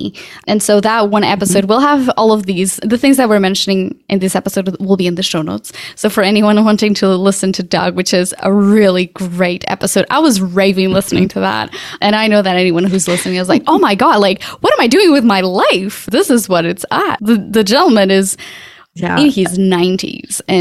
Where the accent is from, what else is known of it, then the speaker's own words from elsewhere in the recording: Portugal; now in United States; I'm from Portugal.